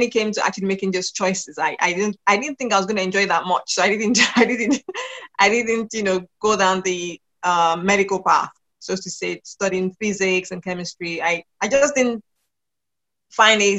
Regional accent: Lagos, Nigeria; moved away as an adult; also born or lived in United Kingdom; So I am from Nigeria, Lagos, Nigeria. I live in Nigeria at the moment, but I'm also British. So British by nationality. And I spent my formative years living in Nigeria with my family

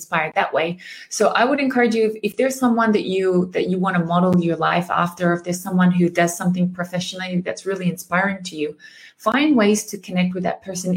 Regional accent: Australia; moved away as an adult; also born or lived in Germany / Japan; I'm Australian. I lived 8 years in Germany, but I specialize also in the Japanese market. You know, I've been in Japan for like a similar amount of time

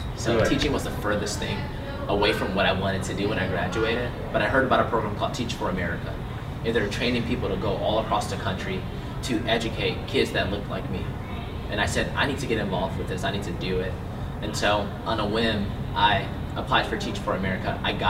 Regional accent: Milwaukee, Wisconsin, United States; moved away as an adult; I grew up here in Milwaukee, born and raised on 33rd and Meineke, so a block north of North Avenue.

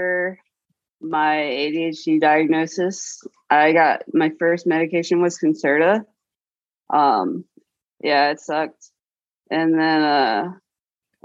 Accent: Norfolk, Virginia, United States; also born or lived in Portland area; now in Portland, United States; I was in Norfolk, Virginia

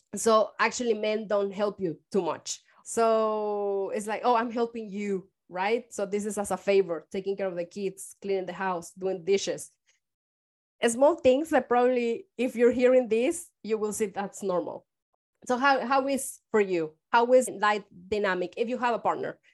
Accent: Mexico; moved away as an adult; now in San Francisco, United States; I am from Mexico

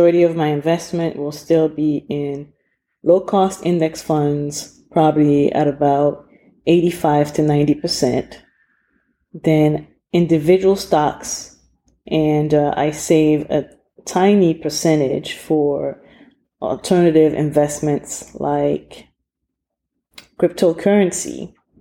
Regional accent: Cameroon; moved away; my home country of Cameroon

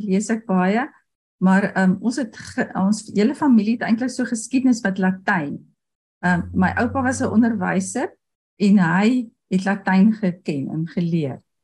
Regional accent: Potchefstroom, North West, South Africa; first language Afrikaans; En ek het op Potchefstroom groot geword en daar het ons eintlik nooit Engels gepraat nie

